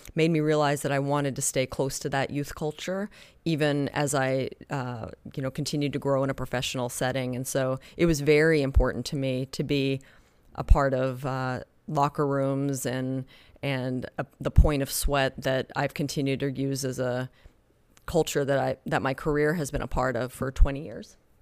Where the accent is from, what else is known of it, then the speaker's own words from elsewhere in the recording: Oklahoma, United States; moved away; also born or lived in Spain; I was raised in Oklahoma, you know, dirt road Oklahoma